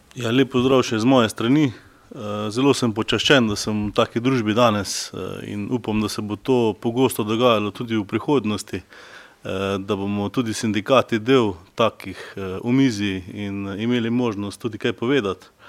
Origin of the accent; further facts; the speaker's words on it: Slovenia; Jaz sam prihajam iz Slovenjaca